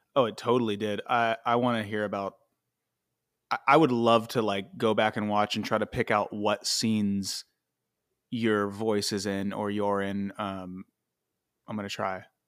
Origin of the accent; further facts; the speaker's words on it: Ohio, United States; now in Los Angeles, United States; I'm from Ohio, and I, I came out here